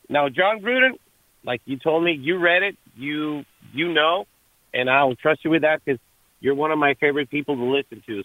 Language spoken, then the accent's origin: English; Mexico; moved away; I'm originally from Mexico